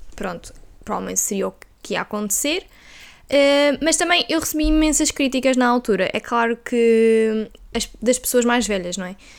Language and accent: Portuguese; Viseu, Centro, Portugal; moved away as an adult; now in Porto, Portugal; nós somos de Viseu, não é? E depois nós vinhamos estudar na universidade